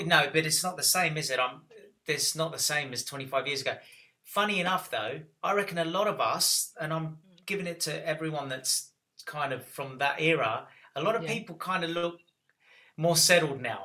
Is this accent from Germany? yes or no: no; Australia; moved away as an adult; also born or lived in Cyprus (ancestry); now in England; And then we all moved to Australia when I was six. And I lived there until I was 22, 23, about that time.